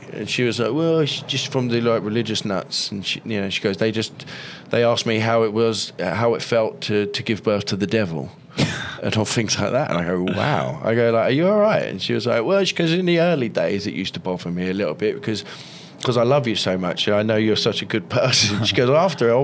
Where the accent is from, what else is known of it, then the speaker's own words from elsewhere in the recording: London, United Kingdom; now in Los Angeles, United States; I'm from London